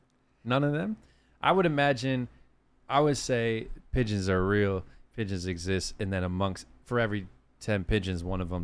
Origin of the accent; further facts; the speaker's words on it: New York, United States; I'm from New York.